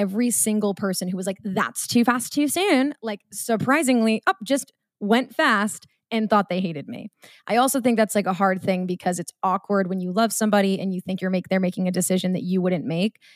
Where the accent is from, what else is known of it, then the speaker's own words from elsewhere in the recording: Marblehead, Massachusetts, United States; I'm from Marblehead, Mass.